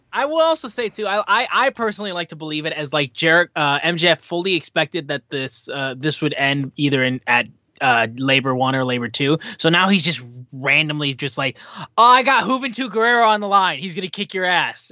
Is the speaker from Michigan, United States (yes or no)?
yes; Michigan, United States; I'm from Michigan